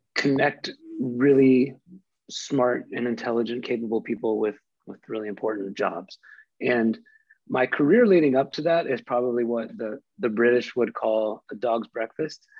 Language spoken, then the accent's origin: English; Midwest, United States; as someone growing up in the Midwest